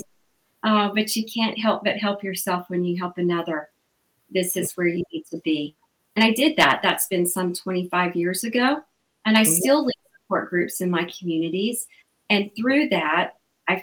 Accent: Alabama, United States; moved away; I'm from Alabama originally, the Bible Belt in the southern states

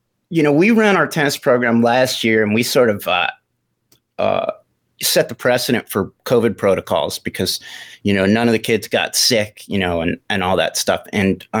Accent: Maplewood, New Jersey, United States; I grew up playing, you know, on the municipal courts. In Maplewood, New Jersey.

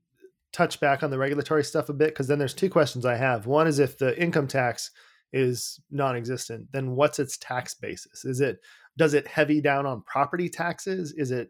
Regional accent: San Diego, California, United States; now in Las Vegas, United States; I'm in Las Vegas. Full disclosure, I grew up in San Diego

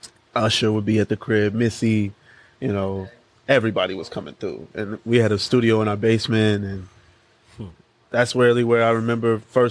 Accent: Los Angeles, California, United States; also born or lived in New York / New Jersey / Atlanta, Georgia; I've been raised here. Like, this is where I was raised. Like, this is where I'm most comfortable.

